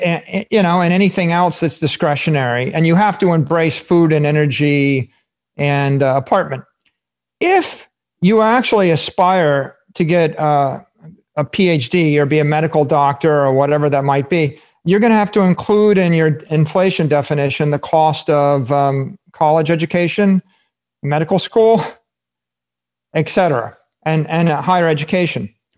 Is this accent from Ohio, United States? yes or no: yes; Fairborn, Ohio, United States; my hometown uh, Fairborn, Ohio